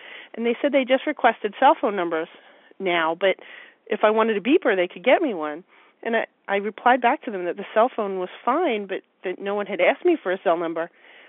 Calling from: Philadelphia, Pennsylvania, United States; I'm calling from the Philadelphia area.

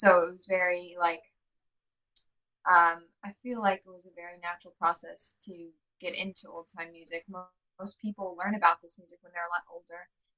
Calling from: Brooklyn, New York, United States; Hey, I'm calling in from Brooklyn, New York, over here in Crown Heights, Brooklyn, yeah.

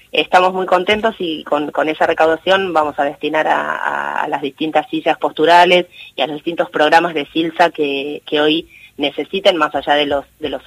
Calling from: Castelar, Buenos Aires Province, Argentina; Soy … de, de Castelar

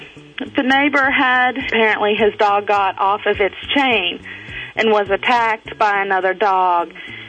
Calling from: North Carolina, United States; North Carolina.

